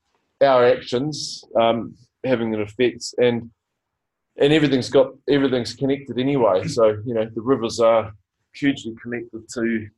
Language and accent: English; West Auckland, Auckland, New Zealand; Well, probably is West Auckland. I'm from West Auckland.